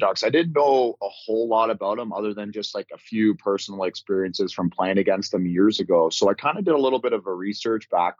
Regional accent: Ontario, Canada; moved away; I grew up in Ontario, you know, home of the OHL

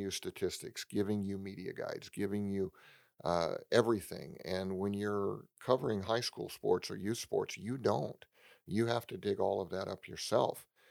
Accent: San Francisco Bay Area, California, United States; I grew up in the San Francisco Bay Area

